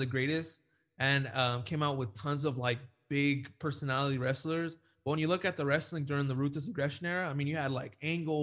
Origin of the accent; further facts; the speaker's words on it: Chula Vista, California, United States; I'm from San Diego, so 619. Born in Chula Vista, where he's from.